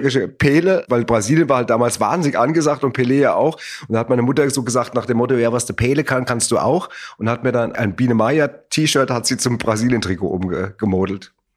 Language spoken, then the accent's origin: German; Hesse, Germany; born or raised there; also born or lived in Wuppertal